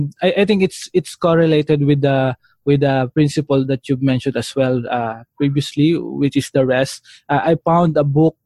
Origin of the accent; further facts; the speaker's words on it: Philippines; as a Filipino